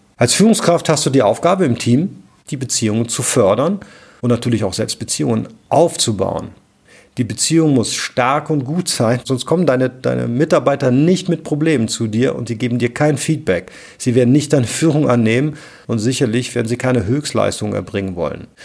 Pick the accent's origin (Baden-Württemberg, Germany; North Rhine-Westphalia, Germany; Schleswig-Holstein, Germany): North Rhine-Westphalia, Germany; Cologne; ich komme aus Köln